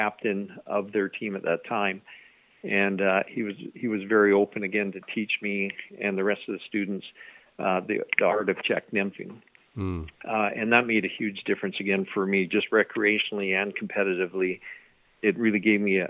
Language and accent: English; Canada; as a Canadian angler